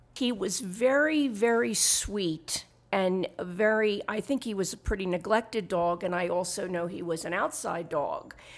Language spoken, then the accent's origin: English; Philadelphia, Pennsylvania, United States; moved away as an adult; now in Santa Fe, United States; Originally, I'm from Philadelphia, Pennsylvania. I moved to Santa Fe, New Mexico in June two thousand and eight